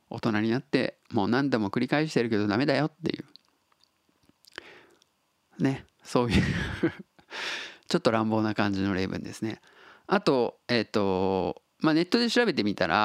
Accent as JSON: {"language": "Japanese", "region": "Tottori", "country": "Japan", "tie": "born or raised there", "said": "ネイティブなんですよ僕は鳥取生まれ20約20年鳥取にで暮らしてたんですけど"}